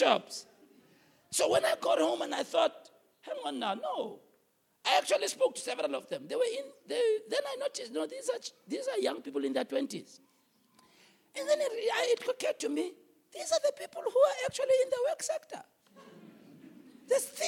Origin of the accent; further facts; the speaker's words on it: Soweto, Gauteng, South Africa; I was raised in Soweto.